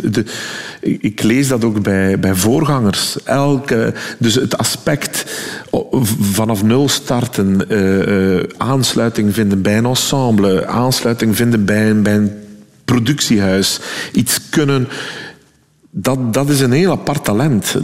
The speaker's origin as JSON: {"language": "Dutch", "region": "West Flanders", "country": "Belgium", "accent": "West Flemish", "said": "als West-Vlaming"}